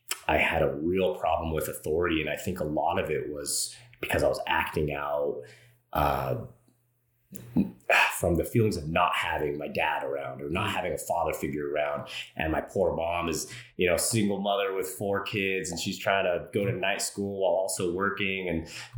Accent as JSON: {"language": "English", "town": "Los Angeles", "region": "California", "country": "United States", "tie": "born or raised there", "said": "I grew up in Los Angeles, California, throughout LA County, kind of moved around a lot as a kid."}